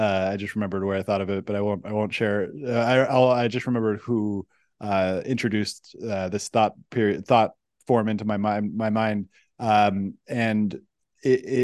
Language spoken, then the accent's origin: English; Silicon Valley, California, United States; I come from the Silicon Valley